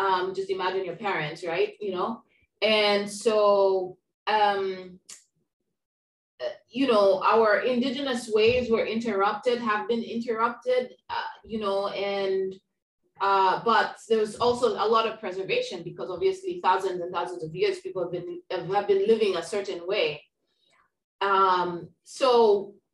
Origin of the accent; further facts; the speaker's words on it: Kenya; now in Puerto Rico; My family on my mother's side is Kenyan, so I grew up in Kenya, East Africa.